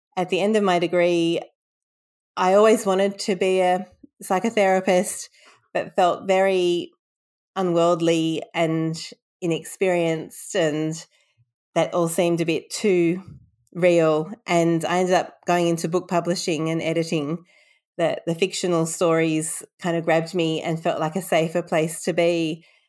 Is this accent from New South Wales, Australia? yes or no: yes; Sydney, New South Wales, Australia; also born or lived in London, England; moved to Australia when I was three years old, and I've been in Sydney ever since